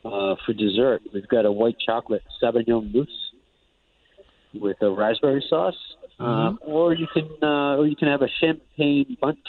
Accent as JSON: {"language": "English", "town": "Providence", "region": "Rhode Island", "country": "United States", "tie": "born or raised there", "said": "I'm originally from Providence, Rhode Island"}